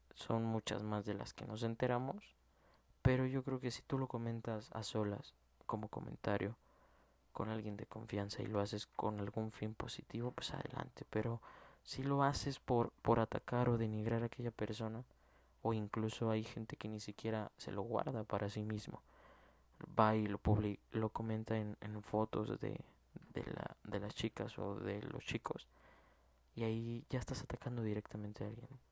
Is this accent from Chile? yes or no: no; Mexico; como mexicano